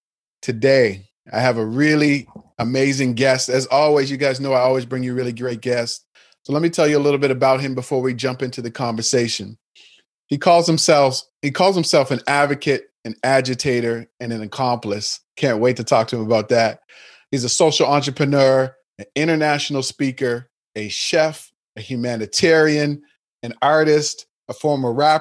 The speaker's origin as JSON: {"language": "English", "town": "Dartmouth", "region": "Nova Scotia", "country": "Canada", "tie": "born or raised there", "said": "we grew up in Dartmouth, Nova Scotia, which is, a somewhat small city in the East Coast of Canada"}